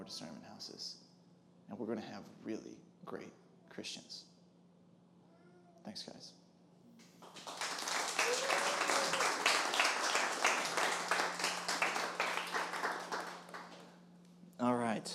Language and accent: English; Wisconsin, United States; I'm from Wisconsin also